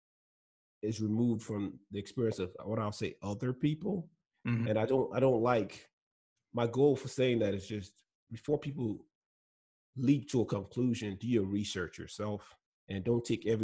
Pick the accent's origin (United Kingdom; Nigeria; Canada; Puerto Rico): Nigeria; Lagos; first language Igbo; English is a second language; moved away as an adult; now in United States; me and my friends growing up in Lagos, Nigeria